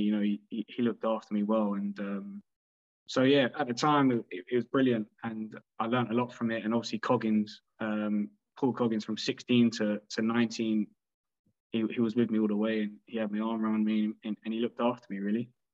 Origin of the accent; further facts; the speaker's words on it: London, United Kingdom; I grew up in London